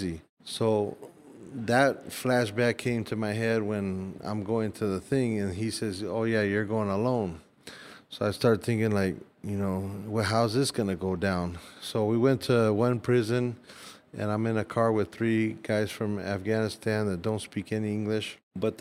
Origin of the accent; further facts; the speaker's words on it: United States; I'm American